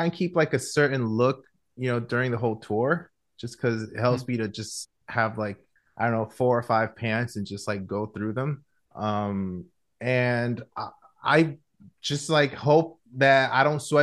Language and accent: English; Guatemala; also born or lived in Chicago, United States; I was born in Chicago, but I was actually raised in Guatemala. I moved to Guatemala when I was 6.